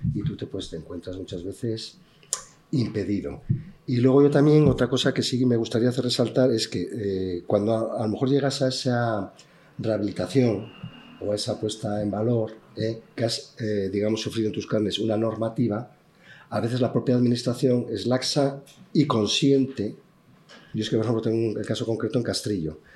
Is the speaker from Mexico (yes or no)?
no; Benavides de Órbigo, Castile and León, Spain; yo soy nacido en Bebellina de Orvigo